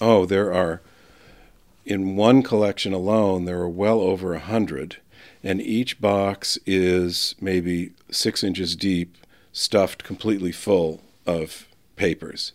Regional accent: northern New Hampshire, United States; also born or lived in Boston, Massachusetts / Hingham, Massachusetts; I went home to tell my parents about it in northern New Hampshire

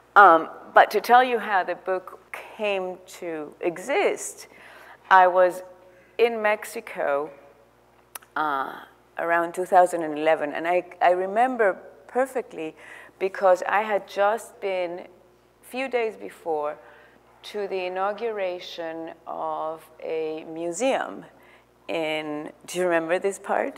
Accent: Barranquilla, Atlántico, Colombia; I'm, I'm also from Barranquilla

